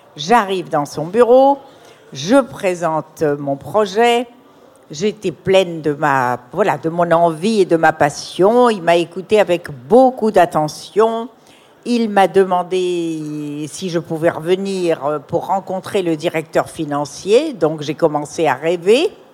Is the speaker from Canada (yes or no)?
no; Morocco; dans mon enfance au Maroc